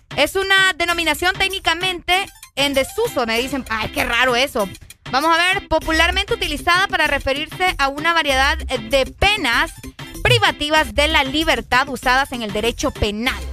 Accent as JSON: {"language": "Spanish", "country": "Honduras", "said": "aquí nosotros aquí nacimos, por lo tanto somos hondureños"}